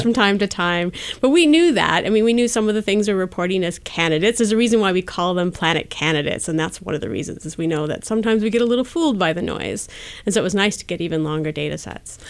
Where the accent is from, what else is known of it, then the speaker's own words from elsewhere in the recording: Wisconsin, United States; moved away as an adult; also born or lived in North Carolina / Colorado; now in Bay Area, United States; I grew up in Wisconsin